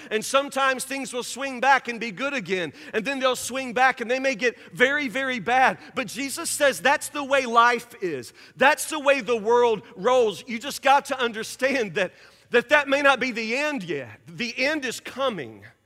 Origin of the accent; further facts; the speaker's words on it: Woodburn, United States; I grew up in Woodburn